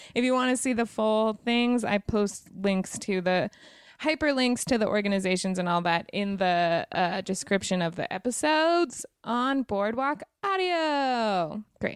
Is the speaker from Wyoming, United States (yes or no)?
yes; Wyoming, United States; now in Los Angeles, United States; I'm from Wyoming